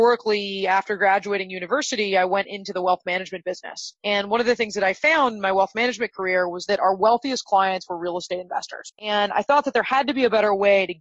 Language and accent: English; just outside of Los Angeles, California, United States; Grew up just outside of Los Angeles